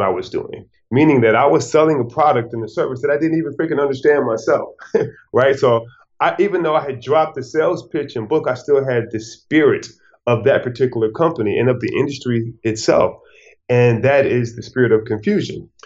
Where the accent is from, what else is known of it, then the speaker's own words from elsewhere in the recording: Detroit, Michigan, United States; moved away as an adult; I'm from Detroit, Michigan